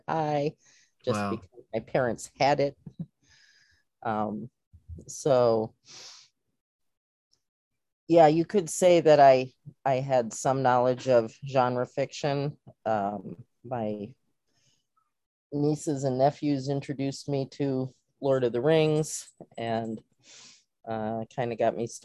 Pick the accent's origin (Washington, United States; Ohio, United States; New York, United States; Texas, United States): Ohio, United States; Cuyahoga Falls; my hometown, Cuyahoga Falls, Ohio